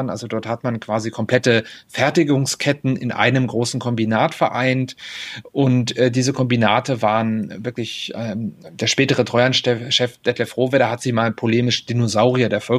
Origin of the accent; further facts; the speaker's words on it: Hettstedt, Saxony-Anhalt, Germany; Also ich bin im Ostharz aufgewachsen, das sollte ich vielleicht dazu sagen. Ähm, also auf der östlichen Seite im Mansfelder Land. Das war eine Region, die sehr stark durch Bergbau, durch Industrie geprägt war